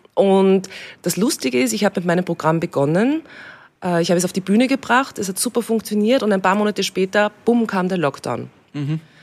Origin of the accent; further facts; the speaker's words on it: Austria; eigentlich habe ich mich in Österreich immer daheim gefühlt